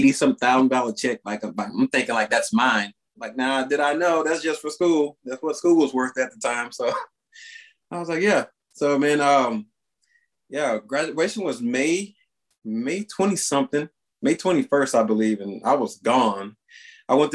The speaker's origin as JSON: {"language": "English", "town": "San Augustine", "region": "Texas", "country": "United States", "tie": "born or raised there", "said": "I'm from a small town in Texas. It's called San Augustine, right there on the Louisiana border"}